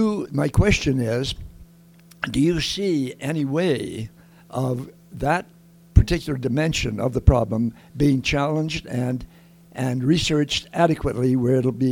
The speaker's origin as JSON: {"language": "English", "town": "Lethbridge", "region": "Alberta", "country": "Canada", "tie": "born or raised there", "said": "I grew up here in Lethbridge and went to Bowman School."}